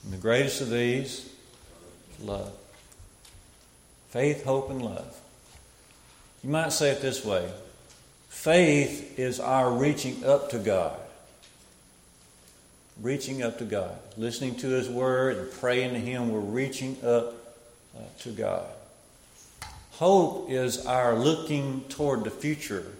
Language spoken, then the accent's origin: English; Smith Lake, Alabama, United States; where I come from, I grew up down around Smith Lake